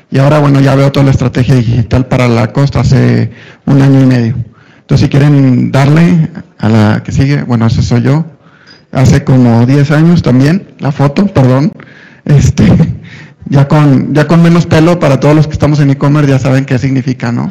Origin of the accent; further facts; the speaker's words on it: Tampico, Tamaulipas, Mexico; also born or lived in Monterrey; now in Mexico City, Mexico; Y luego me vine a Ciudad de México, si no hay en el acento regio o norteño, es porque estuve 20 años en Monterrey, soy de Tampico, Tamaulipas, no, no me maten, este, soy de Tampico